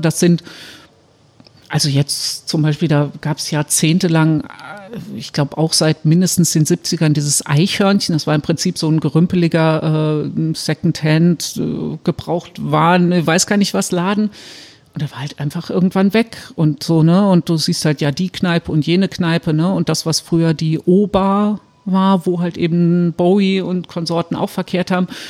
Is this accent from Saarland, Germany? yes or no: yes; Saarbrücken, Saarland, Germany; in Saarbrücken, wo ich herkomme